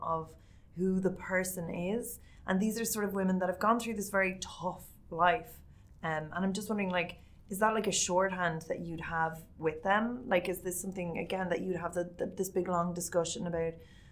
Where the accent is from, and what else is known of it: Ireland